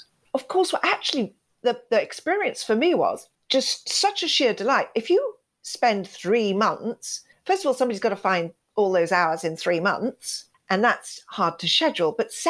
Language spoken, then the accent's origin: English; Kenya; I was sent to boarding school. I come from Kenya, East Africa.